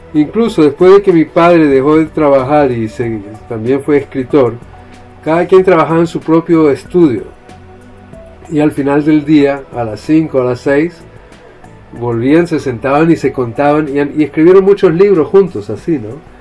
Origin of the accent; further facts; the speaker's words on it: Chile; Yo nací en Chile